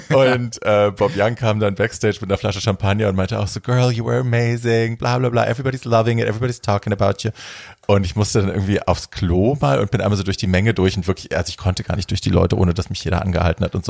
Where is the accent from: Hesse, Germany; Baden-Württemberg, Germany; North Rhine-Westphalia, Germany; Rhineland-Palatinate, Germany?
Hesse, Germany; ich komme ja aus Hessen, aus der Ecke